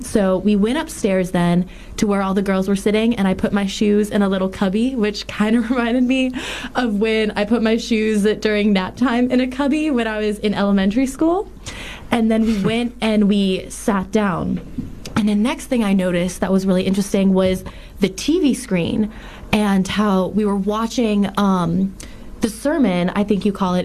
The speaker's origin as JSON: {"language": "English", "town": "New Orleans", "region": "Louisiana", "country": "United States", "said": "I'm from New Orleans"}